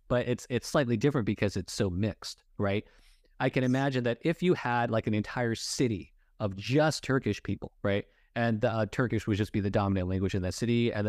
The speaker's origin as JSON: {"language": "English", "town": "Los Angeles", "region": "California", "country": "United States", "tie": "born or raised there", "said": "I grew up in Los Angeles, which is extremely diverse, right?"}